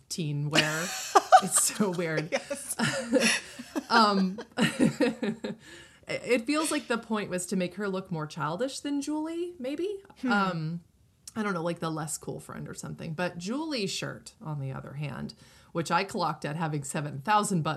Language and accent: English; Northeast, United States; I grew up in the Northeast